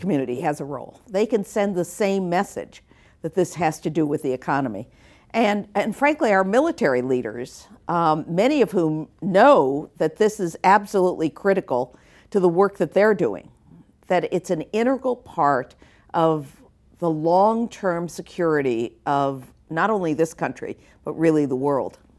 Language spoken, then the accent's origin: English; South Florida, United States; I come from Florida, from Su-, South Florida.